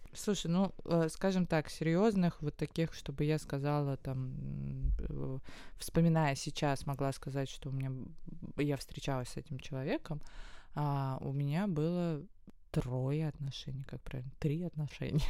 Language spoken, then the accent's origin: Russian; Moscow, Russia; Я как москвичка, коренная